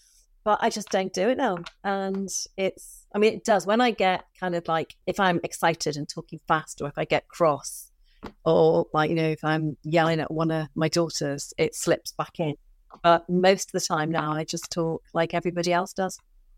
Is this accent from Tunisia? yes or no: no; North West England, United Kingdom; accent: Scouse; So now I don't talk in a West Coast accent. But my accent is definitely more refined now than it was 20 years ago when I arrived in Westminster.